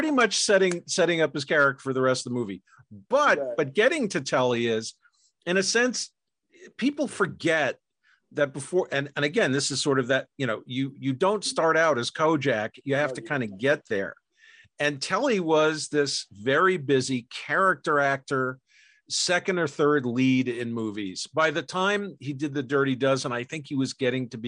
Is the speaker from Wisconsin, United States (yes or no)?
no; New York, United States; I'm from New York.